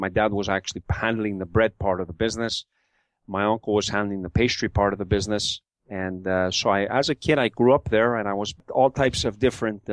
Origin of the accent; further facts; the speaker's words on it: Montreal, Quebec, Canada; growing up in Montreal, in the Mile End of Montreal